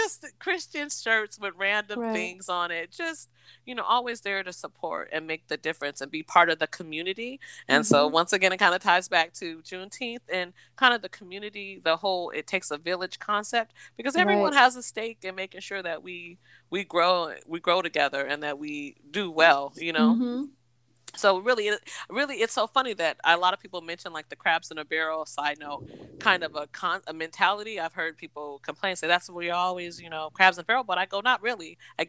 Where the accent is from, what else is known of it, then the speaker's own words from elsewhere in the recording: Seattle, Washington, United States; growing up in Seattle, there was a Rainier Vista Boys and Girls Club